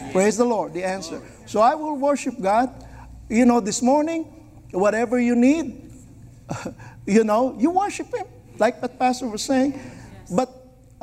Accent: Philippines; I was born in the Philippines

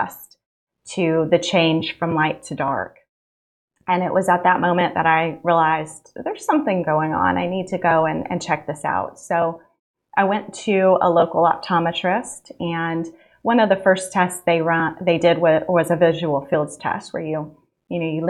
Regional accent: Central Valley, California, United States; moved away as an adult; now in Alabama, United States; Originally from California, I grew up in the Central Valley, a really small town

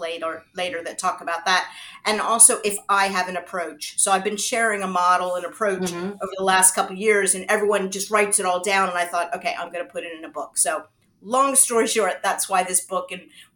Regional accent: United States; moved away as an adult; now in United Kingdom; So I am American. I was born in the US, and I started my career out in the US

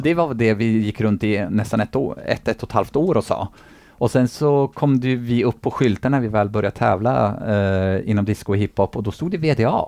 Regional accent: Eskilstuna, Södermanland, Sweden; moved away as an adult; now in Gothenburg, Sweden; hemma i Eskilstuna

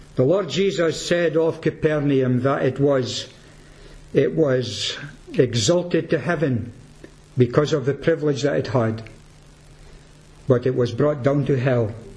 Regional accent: Peterhead, Scotland, United Kingdom; I'm from Peterhead

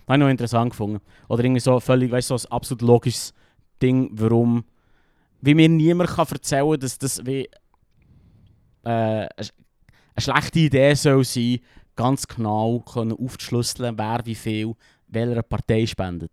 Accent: Switzerland; als Schweizer

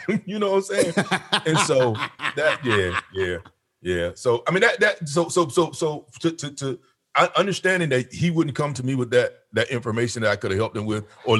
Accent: the South, United States; moved away; I'm from the South. I told you from the South. And so growing up, we had uncles and cousins around.

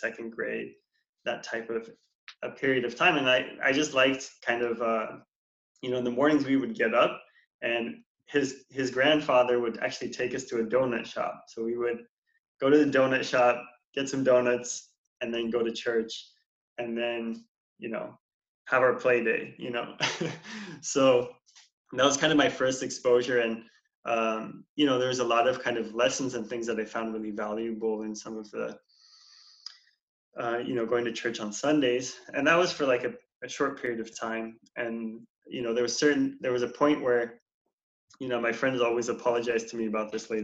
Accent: Portland, Oregon, United States; I was born and raised here in Portland, Oregon

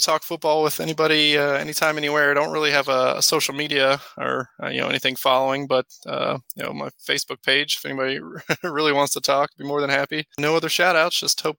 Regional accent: Ohio, United States; I grew up here in Ohio

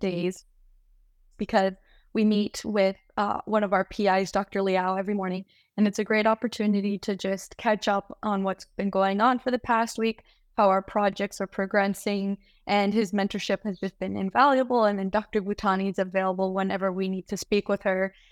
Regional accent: United States; moved away as an adult; also born or lived in Reno, Nevada; now in San Francisco, United States; I was born and raised in the Lake Tahoe area

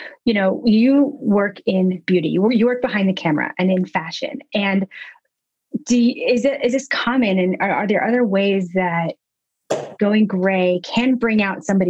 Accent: Nashville, Tennessee, United States; now in Brooklyn, United States; I am from Nashville, Tennessee

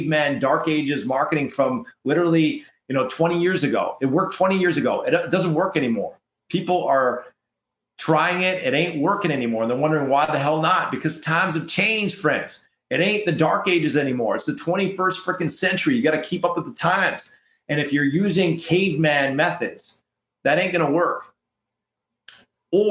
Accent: Canada; We're from Canada here

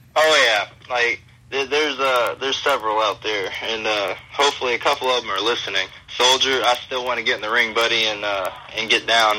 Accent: St. Louis, Missouri, United States; now in Florida, United States; my hometown by uh, St. Louis, Missouri

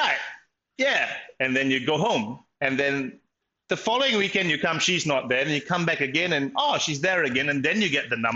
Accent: Malaysia; also born or lived in Kuala Lumpur; now in Melbourne, Australia; I'm obviously Malaysian, and I live in Melbourne.

